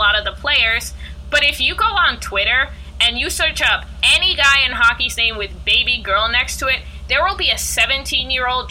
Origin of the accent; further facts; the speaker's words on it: New York, United States; I'm not from the South. I'm a New Yorker through and through